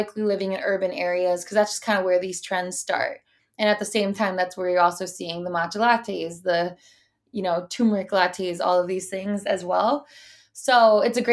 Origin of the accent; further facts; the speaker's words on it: Midwest, United States; we're from the Midwest and, you know, comes from an Italian and Irish background